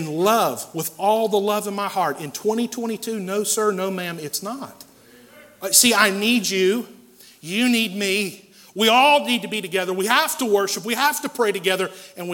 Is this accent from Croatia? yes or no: no; Asheville, North Carolina, United States; When I was a kid, I grew up here in West Asheville on Clinton Avenue